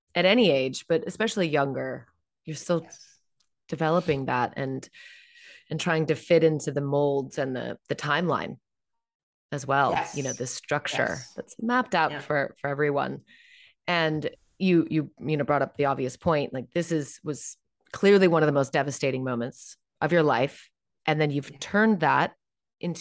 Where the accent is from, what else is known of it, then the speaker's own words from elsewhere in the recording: San Francisco, California, United States; I'm from San Francisco, that area